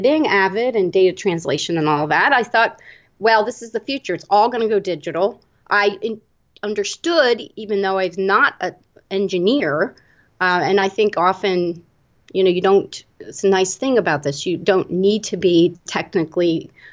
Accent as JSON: {"language": "English", "town": "Annapolis", "region": "Maryland", "country": "United States", "tie": "born or raised there", "said": "I grew up in Annapolis, Maryland, which is a historic town."}